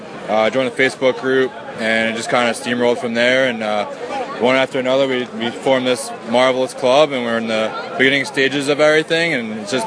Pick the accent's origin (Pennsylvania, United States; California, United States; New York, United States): Pennsylvania, United States; Philadelphia; growing up in Philadelphia